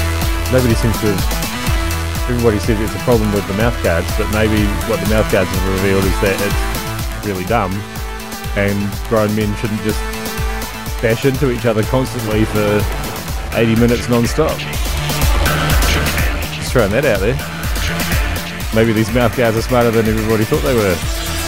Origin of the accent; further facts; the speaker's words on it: Hamilton, Waikato, New Zealand; And yes, I'm from Hamilton. I will admit that. … I'm from Hamilton.